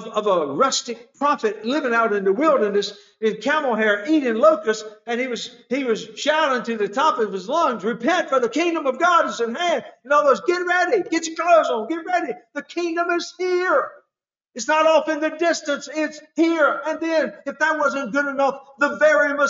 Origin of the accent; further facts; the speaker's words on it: North Carolina, United States; I come from North Carolina, the country.